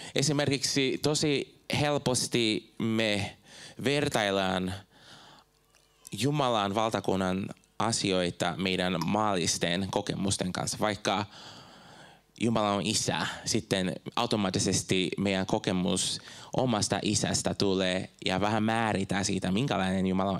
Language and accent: Finnish; Brazil; Finnish is a second language; moved away as an adult; now in Finland; Mä oon Brasiliasta kotoisin, mä muutin tänne joskus 2006